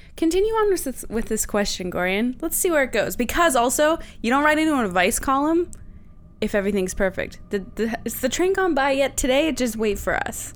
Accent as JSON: {"language": "English", "town": "Saint John", "region": "New Brunswick", "country": "Canada", "moved": "yes", "said": "Saint John, New Brunswick"}